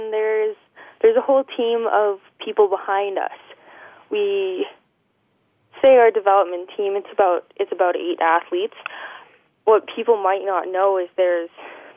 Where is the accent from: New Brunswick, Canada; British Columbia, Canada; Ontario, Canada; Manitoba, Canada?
British Columbia, Canada; Cranbrook; born and raised in Cranbrook